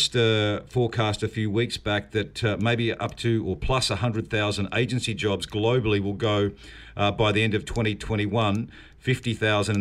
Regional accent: New Zealand; I am a New Zealander

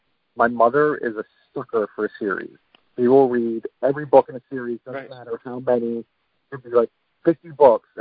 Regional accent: Pennsylvania, United States; born or raised there

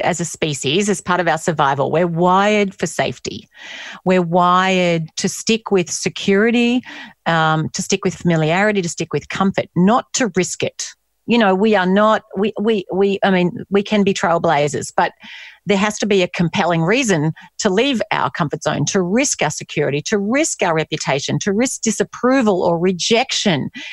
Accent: Australia; moved away as an adult; also born or lived in United States; being Australian

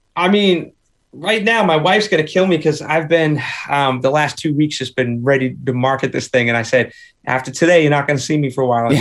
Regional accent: Boston, Massachusetts, United States; also born or lived in Nashville; I grew up in a three decker, triple decker

